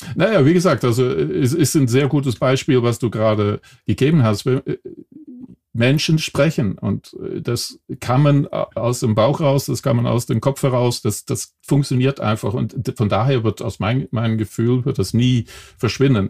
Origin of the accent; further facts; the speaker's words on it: Belgium; accent: Belgian; German is a second language; moved away; ich bin eigentlich Belgier vom äh, Geburt her. Äh, nach 30 Jahren habe ich meinen Akzent immer noch nicht